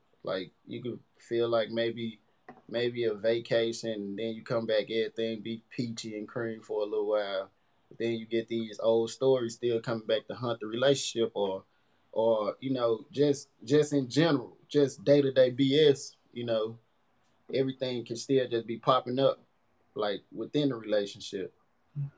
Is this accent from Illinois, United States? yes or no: yes; East St. Louis, Illinois, United States; I'm from East St. Louis, Washington Park area. I went to East Side, went to Park Alternative School for a little while. And born and raised from the city